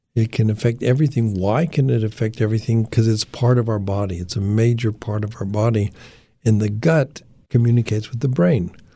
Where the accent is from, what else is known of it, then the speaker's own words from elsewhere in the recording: Denver, Colorado, United States; I was, uh, born and raised in Denver, Colorado.